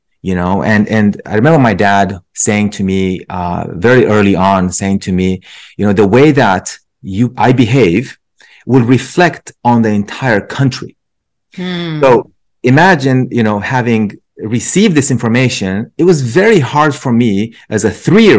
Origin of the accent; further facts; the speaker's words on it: Romania; English is a second language; now in United States; I grew up, so I'm originally from Romania. I came to the States about just over 20 years ago.